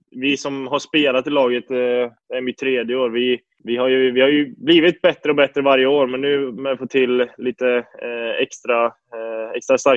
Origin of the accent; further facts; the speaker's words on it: Lidköping, Västra Götaland, Sweden; also born or lived in Gothenburg / Buffalo; Och jag flyttade ju till Göteborg från Lidköping när jag var ung och sen till eh, Buffalo eh, lite senare.